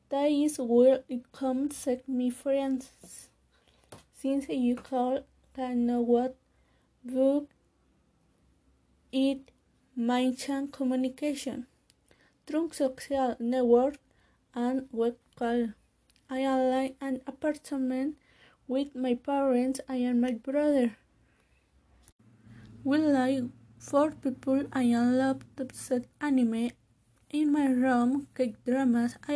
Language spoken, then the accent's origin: English; Mexico; English is a second language; also born or lived in San Rafael Coacalco; I am Mexican. I was born in Mexico. live in the municipality of San Rafael Coacalco.